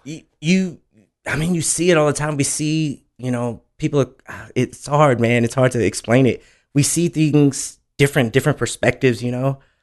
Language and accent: English; Houston, Texas, United States; also born or lived in Oklahoma / Dallas, Texas / Rowlett, Texas; Most of my time was spent in A Leaf